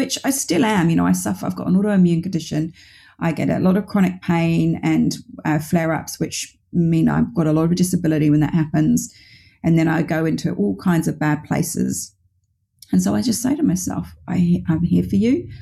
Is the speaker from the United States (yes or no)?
no; United Kingdom